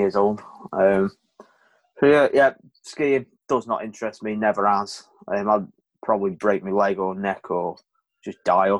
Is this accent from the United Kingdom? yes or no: yes; Crewe, North West England, United Kingdom; I'm from Crewe